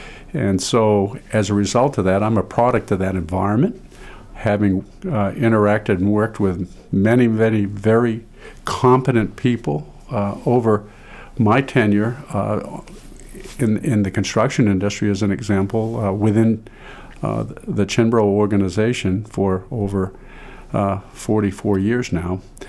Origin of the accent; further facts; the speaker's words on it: Caribou, Maine, United States; born there; also born or lived in Pittsfield; And I was born in Aroostook County, Caribou, Maine. And I always wanted to be a farmer.